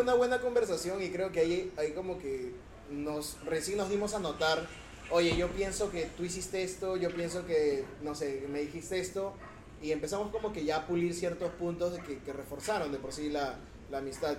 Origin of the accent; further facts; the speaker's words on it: Lima, Peru; yo vivo en San Juan